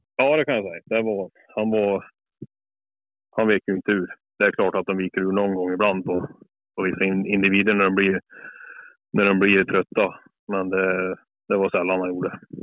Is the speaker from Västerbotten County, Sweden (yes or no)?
no; Brattmon, Värmland, Sweden; Norra Värmland. Här är jag född och uppväxt och bor fortfarande kvar på Brattmon i Värmland